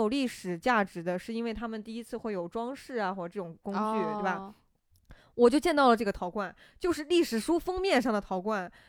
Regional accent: Shaanxi, China; born there; 然后，尤其是像我还出生在陕西嘛，陕 {S0} 嗯 {S1} 西其实历史都很厉害了。

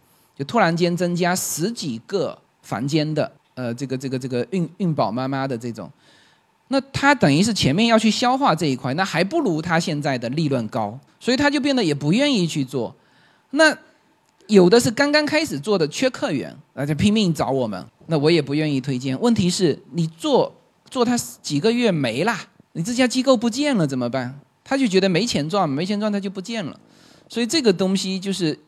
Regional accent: Fuzhou, Fujian, China; moved away; 我是福州人

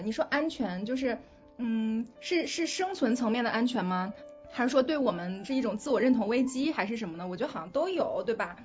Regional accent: China; 我们中国人

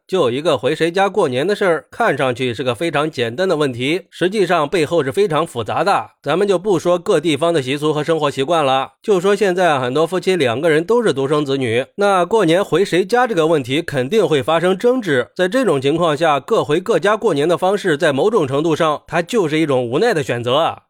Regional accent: China; 我们中国人

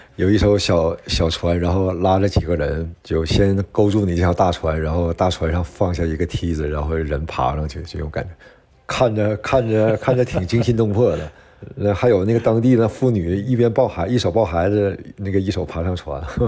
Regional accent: China; moved away as an adult; now in Brazil; 我们中国人

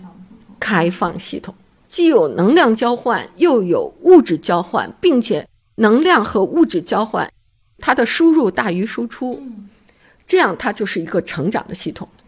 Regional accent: China; 那我们中国人的创新是根本的创新

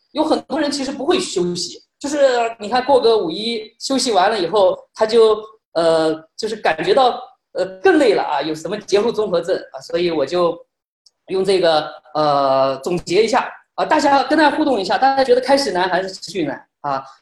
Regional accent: Shanxi, China; 因为我是来自于面试之都

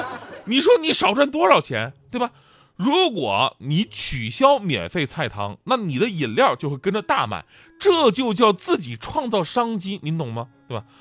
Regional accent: Changchun, Jilin, China; 因为我们家是长春的嘛

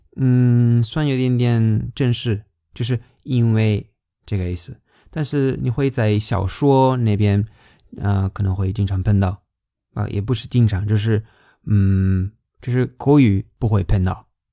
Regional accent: Spain; Chinese is a second language; 我们西班牙人

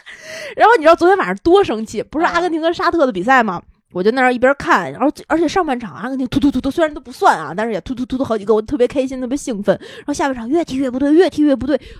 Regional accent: Tianjin, China; 这么说啊，作为一个天津人

